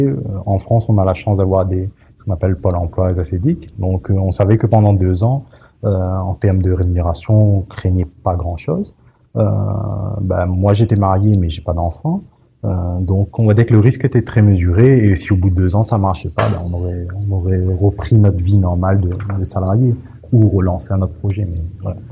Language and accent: French; Saint-Benoît, Réunion; moved away as an adult; also born or lived in Saint-André, Réunion / Paris; m'a fait mon enfance à Saint-Benoît, euh, m'a grandi dans le quartier de Brafusy jusqu'à jusqu'à mes 12 ans